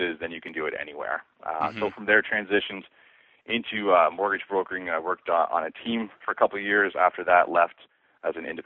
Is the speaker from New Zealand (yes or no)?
no; Muskoka, Ontario, Canada; Small town boy. I grew up in Muskoka with my father